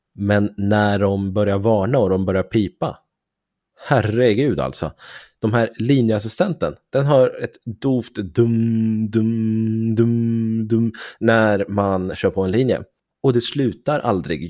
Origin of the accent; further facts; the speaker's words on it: Sweden; vi svenskar